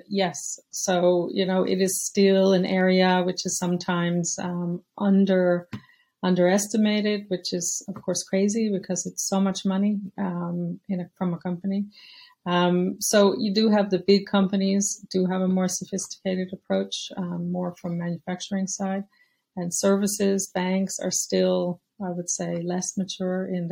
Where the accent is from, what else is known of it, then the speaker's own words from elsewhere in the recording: United States; moved away as an adult; now in Europe; I'm American, but I've been living in Europe for over 30 years now